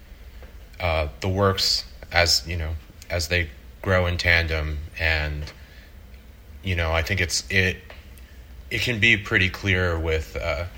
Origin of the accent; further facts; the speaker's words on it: Boca Raton, Florida, United States; moved away as an adult; also born or lived in Miami; now in New York, United States; born in Miami and grew up in Boca Raton